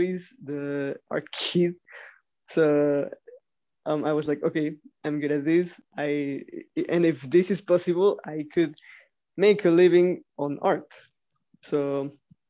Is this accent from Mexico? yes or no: yes; Mexico; I'm from Mexico